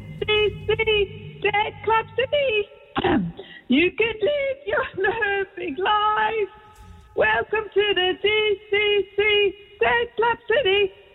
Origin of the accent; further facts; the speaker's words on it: Netherlands; moved away as an adult; now in London, United Kingdom; I'm Dutch.